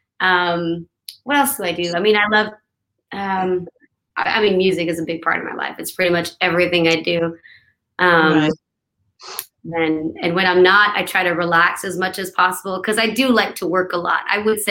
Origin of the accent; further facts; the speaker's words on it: New Brunswick, Canada; moved away as an adult; also born or lived in Los Angeles, United States; now in Nashville, United States; I'm originally from Canada. I'm from New Brunswick, Canada.